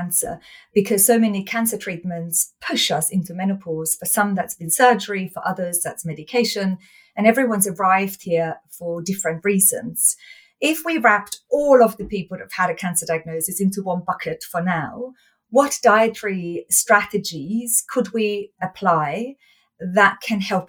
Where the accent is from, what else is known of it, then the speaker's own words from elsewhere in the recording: Austria; So I was born in Austria, I was raised in Austria